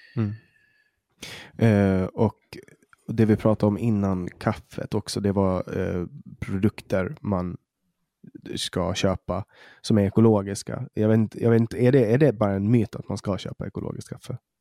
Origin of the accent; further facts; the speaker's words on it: Åland, Åland Islands; här på Åland där jag växte upp